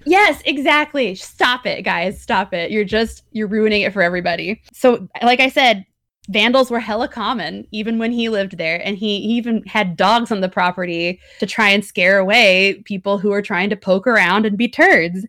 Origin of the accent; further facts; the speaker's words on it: Missouri side, United States; also born or lived in Kansas City, Kansas; we grew up on the Missouri side, I taught in Kansas City, Kansas for four years